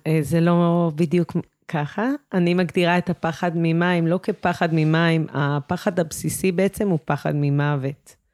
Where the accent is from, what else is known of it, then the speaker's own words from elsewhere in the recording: Shefayim, Central District, Israel; אני נולדתי בקיבוץ, גדלתי בקיבוץ, אני גרה בקיבוץ שפיים